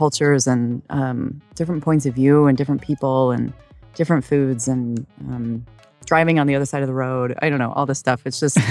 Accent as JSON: {"language": "English", "region": "Idaho", "country": "United States", "tie": "born or raised there", "moved": "yes", "lives_now": "Los Angeles, United States", "said": "I grew up in Idaho, and so we used to spend every weekend outdoors"}